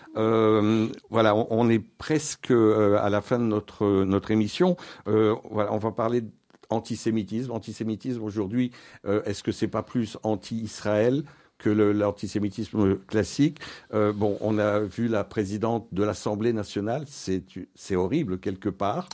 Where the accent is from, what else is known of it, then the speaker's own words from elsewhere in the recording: Belgium; notre pays, la, Belgique